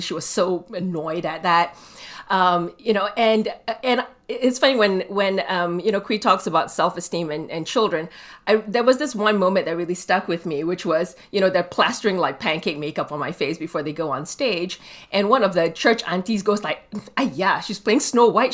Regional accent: Malaysia; I grew up in Malaysia

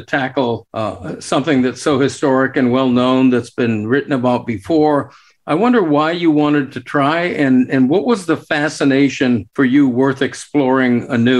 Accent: Fort Lauderdale, Florida, United States; I grew up in South Florida, the Fort Lauderdale area.

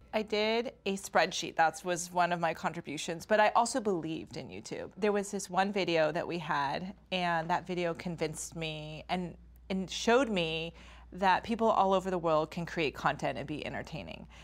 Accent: Stanford, California, United States; we grew up on the Stanford campus

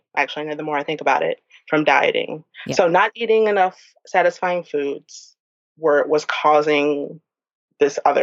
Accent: New Orleans, Louisiana, United States; I'm from New Orleans

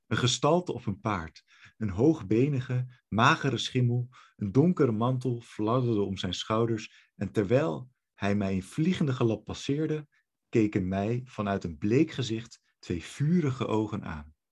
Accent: Netherlands; dat is natuurlijk ook waar ik vandaan kom

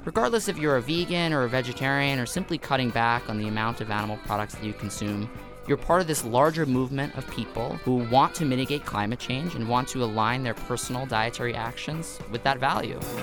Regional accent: New York City, New York, United States; born or raised there

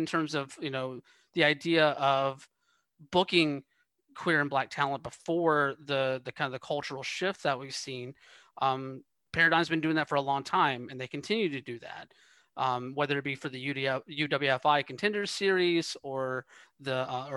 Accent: Georgia, United States; moved away as an adult; also born or lived in Atlanta; now in West Coast, United States; I'm from Georgia originally. I lived in that Atlanta area for like 11 years or so

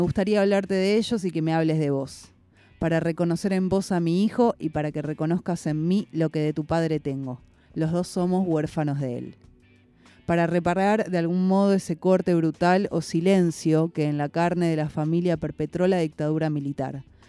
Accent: Argentina; en nuestra identidad también como argentinos

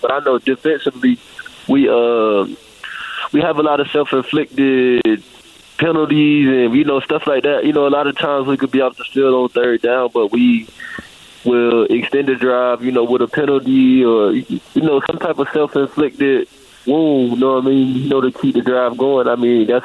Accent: Florida, United States; I'm from Florida

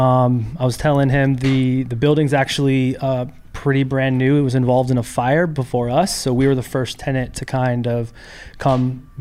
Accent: Renton, Washington, United States; moved away as an adult; now in Los Angeles, United States; I'm originally from Seattle.

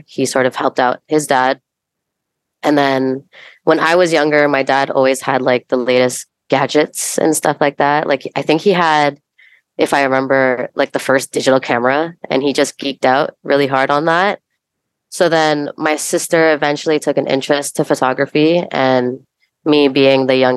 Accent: Mississauga, Ontario, Canada; also born or lived in Bulacan, Philippines / Toronto; I'm originally from Philippines, Bulacan, which is just north of Manila. But I was raised in Mississauga

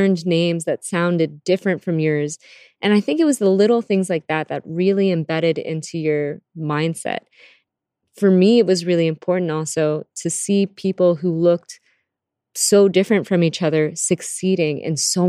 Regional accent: Virginia, United States; also born or lived in Canada / Philippines / Harrisonburg, Virginia; I was born in Canada and then grew up in the Philippines with my grandparents and aunt, and then came to Virginia for most of my childhood and schooling.

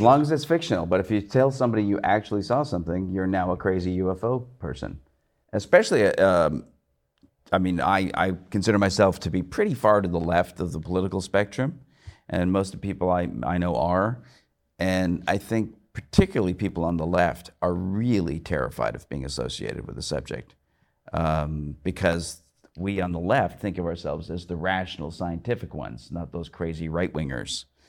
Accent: Canada; I grew up watching Python from like the age of six, I think. Uh, in Canada

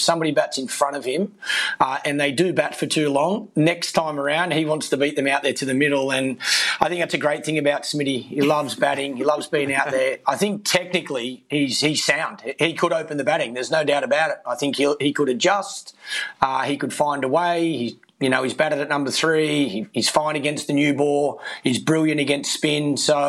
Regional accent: Australia; for us as Australian batsmen, we love batting in our own backyard. We know conditions well. We've grown up playing here.

